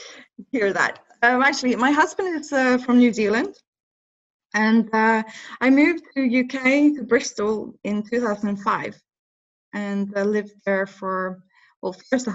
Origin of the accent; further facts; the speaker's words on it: Norway; accent: Norwegian; English is a second language; now in England; But I think when I moved to England, I really wanted to get rid of my Norwegian accent.